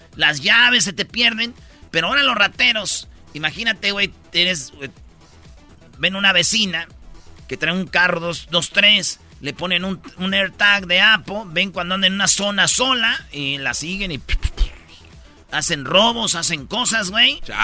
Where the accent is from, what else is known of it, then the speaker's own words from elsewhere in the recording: Jiquilpan, Michoacán, Mexico; allá en mi pueblo, en Jiquilpan, Michoacán